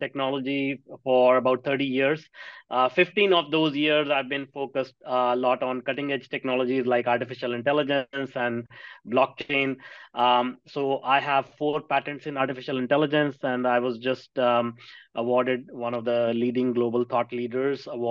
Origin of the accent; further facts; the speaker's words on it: India; now in North America; I grew up in India in a small town